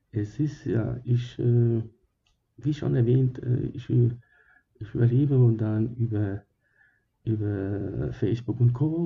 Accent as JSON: {"language": "German", "country": "Germany", "tie": "born or raised there", "also_born_or_lived": "Sicily, Italy", "said": "Äh, ich äh, wurde geboren in Sizilien, ja. Das war vor langer, langer Zeit, ich glaube vor 300 Jahren. Und äh, ja, und als ich ähm, dann zwei Jahre jung war, wurde ich gegangen gekommen nach Germany."}